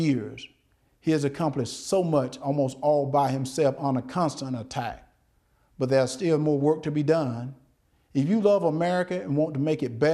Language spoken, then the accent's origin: English; Deep South, United States; born or raised there